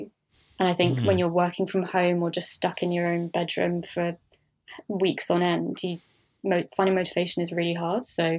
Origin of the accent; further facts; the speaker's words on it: London, United Kingdom; despite being a Londoner and having been born and bred here.